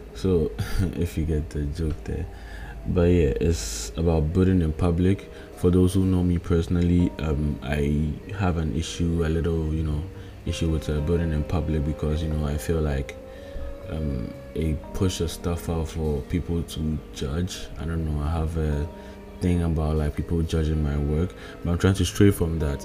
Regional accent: Ghana; I'm coming from, I'm in Ghana currently, I'm a Ghanaian.

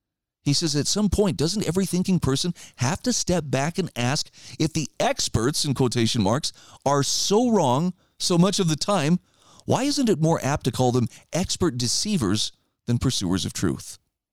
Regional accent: Idaho, United States; It's funny, I saw a headline just yesterday in my home state of Idaho

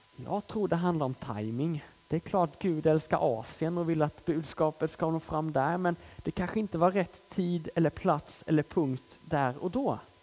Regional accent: Småland, Sweden; moved away as an adult; now in Malmö, Sweden; hon hör att jag är smålänning i grunden och frågar hur kommer det sig att du bor i Malmö

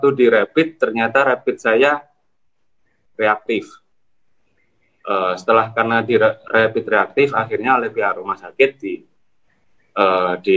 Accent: Gresik, East Java, Indonesia; saya dari Gresik.

